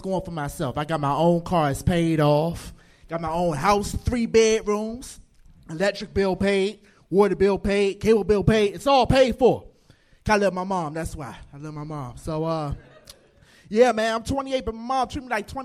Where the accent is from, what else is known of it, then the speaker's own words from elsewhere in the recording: Washington, District of Columbia, United States; moved away as an adult; now in Los Angeles, United States; I am from Washington, D.C.